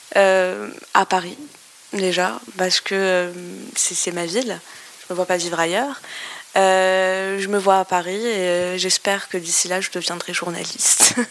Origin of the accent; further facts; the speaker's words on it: Algeria; moved away; je viens d'Algérie